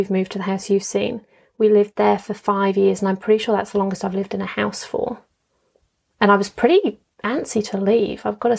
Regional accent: Dubai, United Arab Emirates; I was brought up in Dubai, but I wouldn't consider Dubai my home. My parents weren't from there. My family wasn't there.

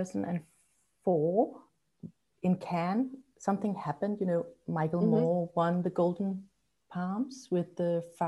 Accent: Copenhagen, Capital Region of Denmark, Denmark; also born or lived in Amsterdam; Yeah, I'm in Copenhagen. I was brought up here in Copenhagen

